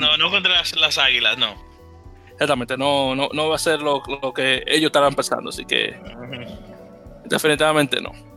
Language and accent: Spanish; Dominican Republic; como decimos en Dominicana